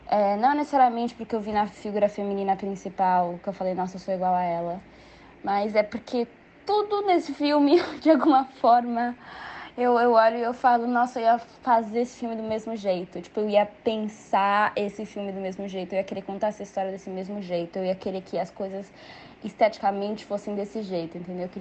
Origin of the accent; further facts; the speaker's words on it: Brazil; eu sou mulher, eu sou brasileira, eu sou uma mulher negra de pele clara, eu sou filha de é, um pai negro de uma mãe branca. Eu sou da elite brasileira